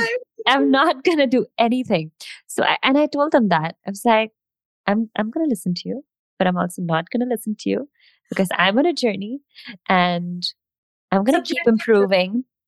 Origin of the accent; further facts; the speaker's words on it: India; accent: mix of Indian and American/British; English is a second language; So like my accent has kind of neutralized. I'm like a mix of Indian and whatever American British songs I've heard.